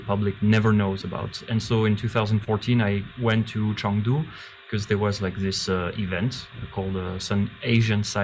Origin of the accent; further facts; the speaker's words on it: Paris, Île-de-France, France; moved away as an adult; now in China; I'm from France, I'm from Paris